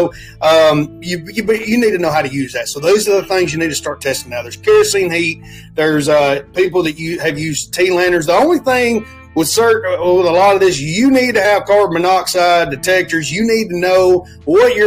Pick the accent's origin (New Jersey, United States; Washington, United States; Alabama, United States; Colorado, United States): Alabama, United States; I come from Alabama